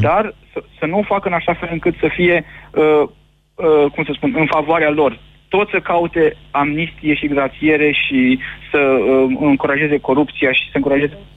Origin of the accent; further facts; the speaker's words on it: Oltenia, Romania; also born or lived in Sălaj; now in Bucharest, Romania; de loc sunt din Sălaj și crescut în Oltenia